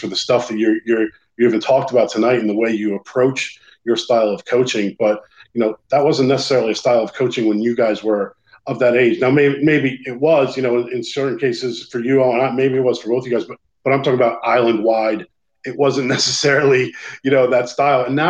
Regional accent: United States; moved away as an adult; now in Ireland; as an American

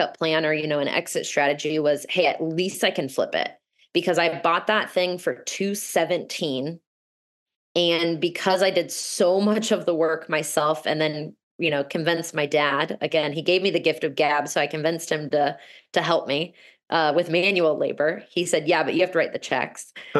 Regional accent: Overland Park, Kansas, United States; moved away as an adult; also born or lived in Denver, Colorado; my hometown, Overland Park, Kansas

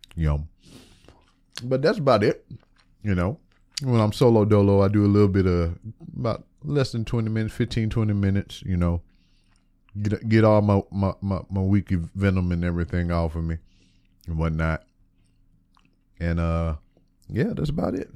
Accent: Lake Charles, Louisiana, United States; moved away; my hometown of Lake Charles, Louisiana

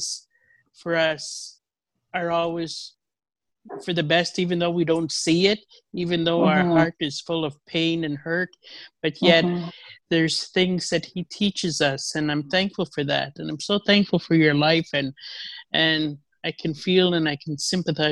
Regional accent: Saskatchewan, Canada; I'm also from Saskatchewan.

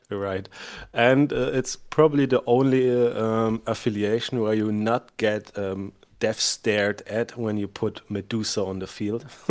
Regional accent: Germany; accent: thick German; English is a second language; also born or lived in United States; coming from Germany, which you can hear by my thick accent

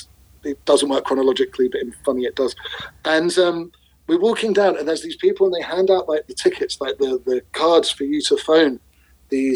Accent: England, United Kingdom; being English

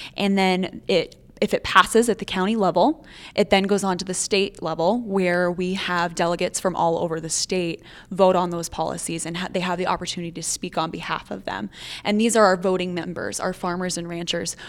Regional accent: northeastern South Dakota, United States; moved away as an adult; also born or lived in Bozeman, Montana; now in Montana, United States; I am originally from northeastern South Dakota, up on the border of North Dakota and Minnesota.

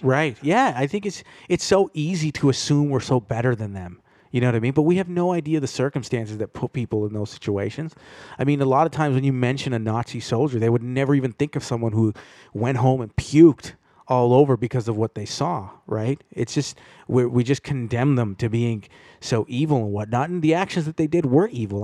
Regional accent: Toronto, Ontario, Canada; I grew up in Toronto

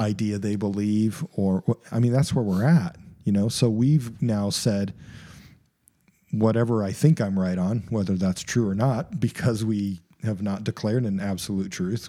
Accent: United States; even as an American

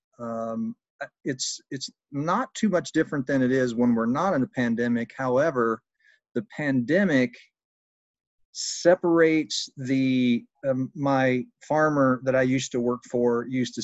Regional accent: Southern Indiana, United States; moved away as an adult; also born or lived in Brazil; I'm from Southern Indiana here, just north of Louisville, Kentucky, and I've been here most of my life with the exception of about 7 years living overseas

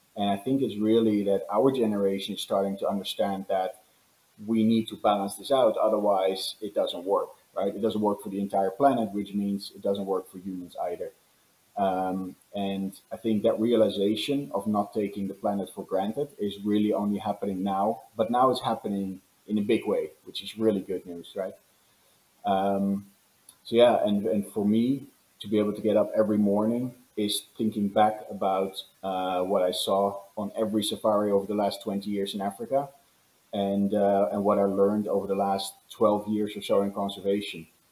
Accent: Netherlands; now in Los Angeles, United States; I was born and raised in the Netherlands

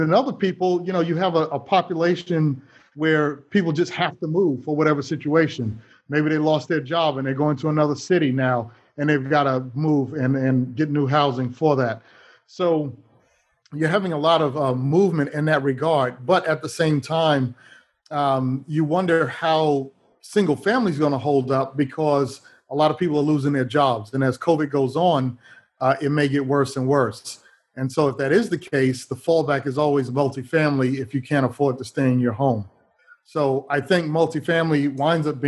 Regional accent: New York City, New York, United States; growing up in New York City, in Manhattan, actually

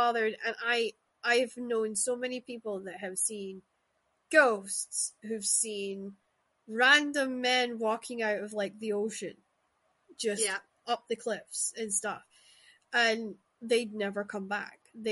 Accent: Shetland Islands, Scotland, United Kingdom; moved away; also born or lived in Glasgow; I grew up in the Shetland Islands where Vikings and Viking mythology is drilled into you

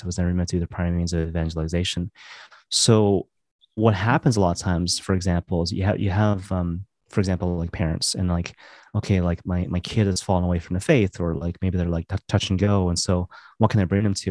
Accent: Maple Ridge, British Columbia, Canada; moved away as an adult; also born or lived in Vancouver / Halifax; now in Toronto, Canada; I grew up in Maple Ridge, and I, I, I moved to Vancouver, um, kinda later on

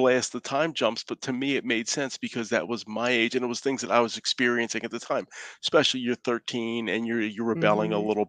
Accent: Philadelphia, Pennsylvania, United States; growing up in Philadelphia, you know, 1976, you know, it felt to me almost like a birthright, especially being Italian.

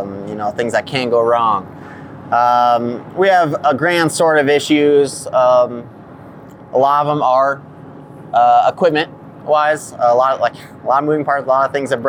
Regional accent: Las Vegas, Nevada, United States; moved away; also born or lived in South Dakota; I'm from Las Vegas, Nevada.

